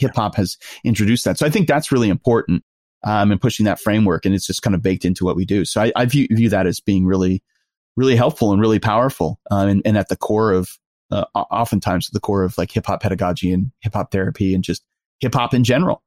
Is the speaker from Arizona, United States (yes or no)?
no; New York, United States; I'm from New York and I grew up in New York in the nineties